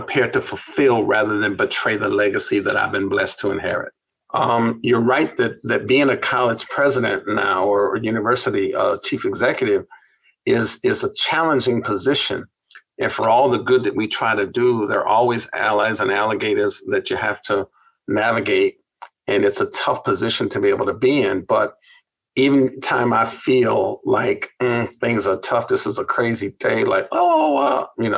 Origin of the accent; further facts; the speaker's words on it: California, United States; Growing up in California